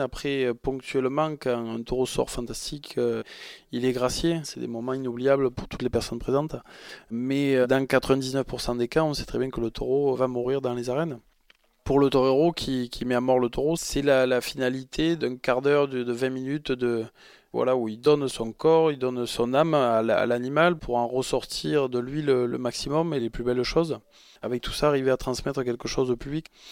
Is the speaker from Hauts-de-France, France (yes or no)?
no; Arles, Provence-Alpes-Côte d'Azur, France; Je suis arlésien, je vais, avoir 37 ans euh, bientôt et c'est vrai que j'ai passé euh, mon enfance euh, au Mas de la Chassagne, en Camargue